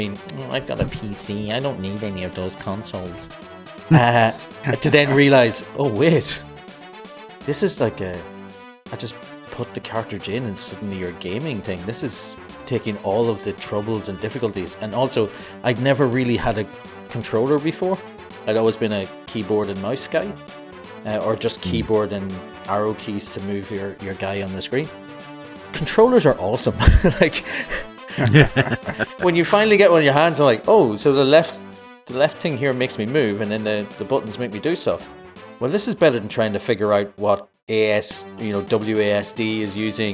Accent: Ireland; I'm Irish

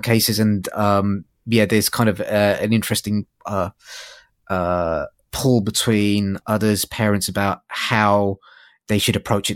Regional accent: London, United Kingdom; I grew up in North London

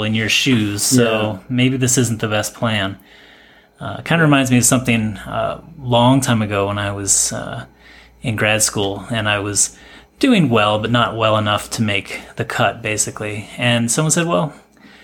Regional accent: Michigan, United States; moved away as an adult; also born or lived in New York / Chicago / Vancouver; now in Toronto, Canada; I grew up in Michigan.

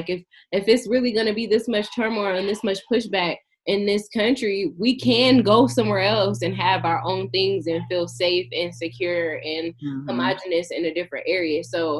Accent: California, United States; I'm from California. We could drive for like 10 hours in California and still be in California.

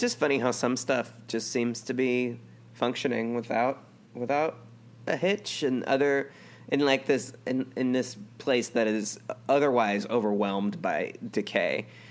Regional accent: United States; an American in China

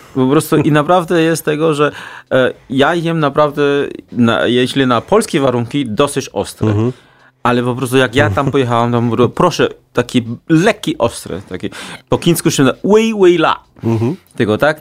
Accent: China; Polish is a second language; now in Warsaw, Poland; jestem jedynym Chińczykiem w tej całej alejce

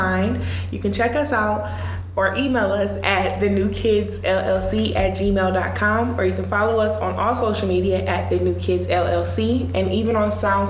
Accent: Michigan, United States; I'm like, wait a minute, country? What? I'm from Michigan.

